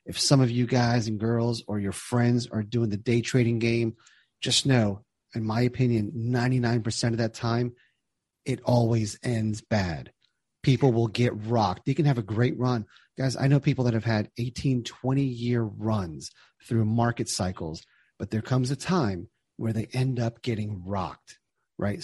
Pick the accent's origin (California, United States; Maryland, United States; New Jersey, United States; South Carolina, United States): New Jersey, United States; I grew up in New Jersey.